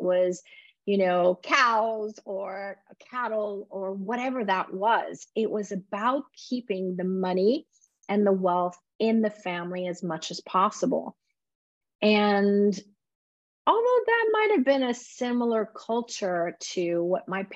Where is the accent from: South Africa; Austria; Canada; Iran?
Iran; moved away; I was born in Iran